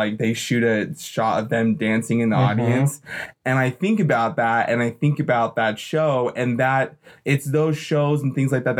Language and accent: English; Utah, United States; living and growing up in Utah, a little bit away from Salt Lake City